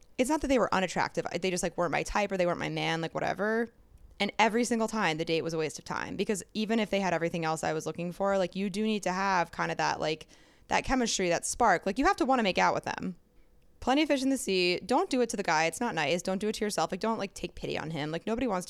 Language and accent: English; New Jersey, United States; moved away as an adult; also born or lived in Austin, Texas; now in New York, United States; I'm from Jersey